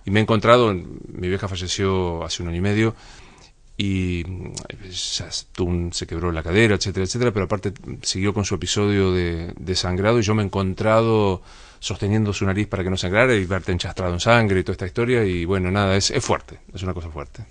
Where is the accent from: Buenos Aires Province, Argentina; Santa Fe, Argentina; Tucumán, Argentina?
Santa Fe, Argentina; Rosario; moved away; yo soy un gringo laburante que viene de la ciudad de Rosario